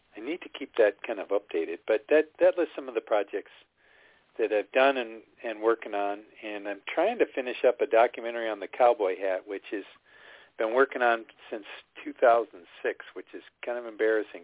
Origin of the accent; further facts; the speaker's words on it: Michigan, United States; now in Seattle, United States; I grew up in Michigan